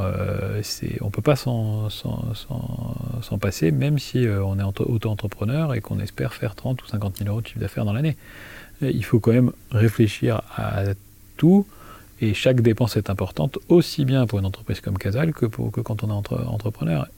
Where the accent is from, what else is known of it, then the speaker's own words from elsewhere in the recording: Thann, Grand Est, France; moved away as an adult; also born or lived in Lille / Nice / United States / Sweden; j'ai passé mon enfance à Tannes, donc je suis un enfant de Tannes